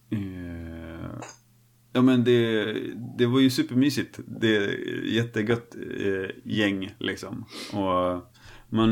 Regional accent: Snavlunda, Örebro County, Sweden; moved away; byn där jag är uppvuxen

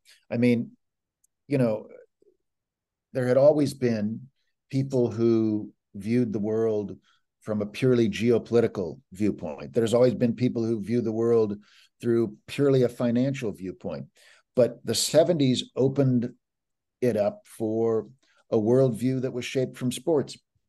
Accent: Kansas City, Missouri, United States; also born or lived in Raytown, Missouri; I spent a good deal of time in Raytown. And then when I was in high school, I moved to South Kansas City.

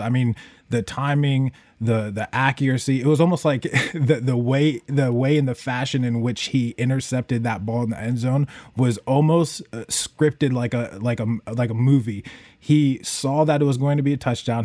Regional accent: Buffalo, New York, United States; now in Chicago, United States; I'm here in Chicago. I was born in Buffalo

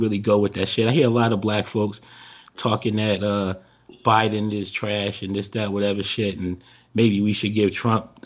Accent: New Jersey, United States; I'm from Jersey and shit like that, but it's like most of my family here.

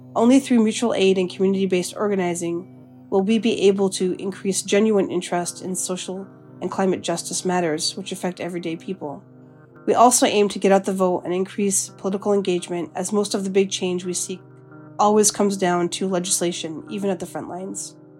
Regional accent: Winnipeg, Manitoba, Canada; moved away as an adult; also born or lived in George Gordon First Nation, Saskatchewan / Fredericton, New Brunswick; now in Iowa City, United States; I grew up in Winnipeg, Manitoba, not too far from there.

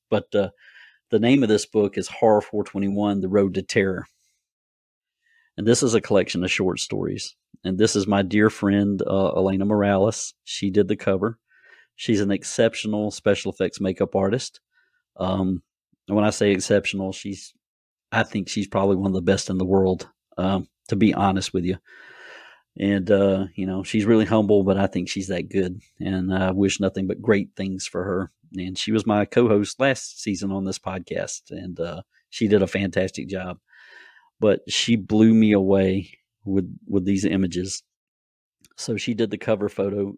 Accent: Gloverville, South Carolina, United States; When I was a child, and growing up in Gloverville

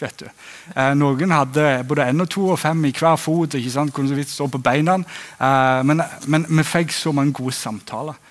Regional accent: Egersund, Rogaland, Norway; moved away as an adult; also born or lived in Flekkerøy, Kristiansand; now in Kristiansand, Norway; som du hører på dialekten, så kommer jeg fra Egersund på Vestlandet

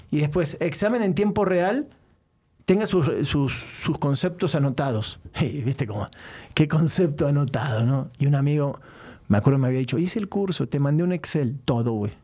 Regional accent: Mexico; como mexicano

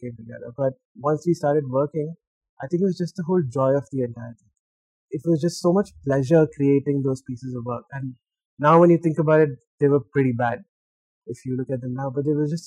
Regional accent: Dubai, United Arab Emirates; moved away as an adult; now in Hyderabad, India; most of my life I grew up in Dubai

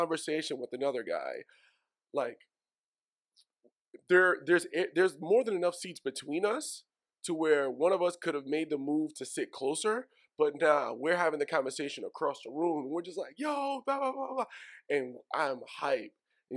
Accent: New York City, New York, United States; I'm from Woodside.

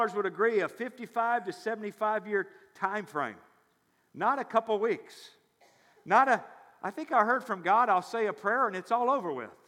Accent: near Memphis, Tennessee, United States; I grew up near Memphis, Tennessee

